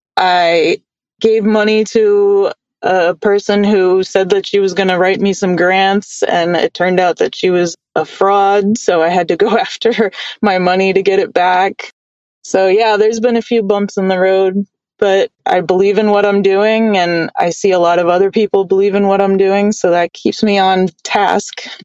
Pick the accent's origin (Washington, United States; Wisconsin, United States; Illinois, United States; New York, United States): New York, United States; New York City; I grew up in New York in the Bronx